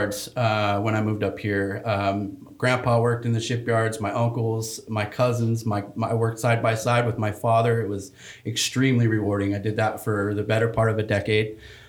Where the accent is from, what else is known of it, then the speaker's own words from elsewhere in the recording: Fresno, California, United States; I grew up in Fresno, California